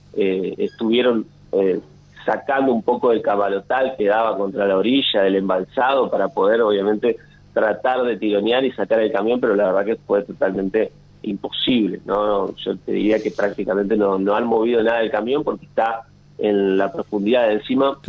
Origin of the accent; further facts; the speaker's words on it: Paraná, Entre Ríos, Argentina; moved away as an adult; now in Santa Fe, Argentina; soy de Paraná, nacido en Paraná y ya hace cuatro años aproximadamente que vivo en Santa Fe